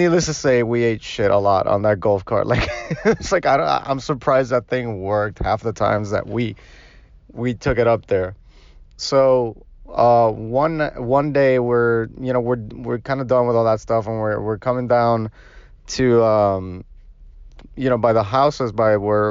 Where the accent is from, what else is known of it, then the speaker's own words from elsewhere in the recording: Puerto Rico; now in Miami, United States; I was born and raised in Puerto Rico